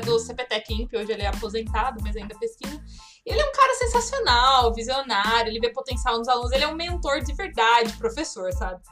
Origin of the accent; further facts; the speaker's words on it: Vassouras, Rio de Janeiro, Brazil; moved away; Eu venho de eu venho de uma cidade de 14 mil habitantes, eu nasci em Vassouras, no interior do Rio.